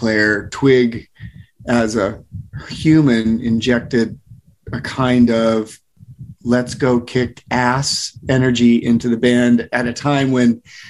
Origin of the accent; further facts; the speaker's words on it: Ames, Iowa, United States; moved away; also born or lived in California; I'm from Ames, Iowa.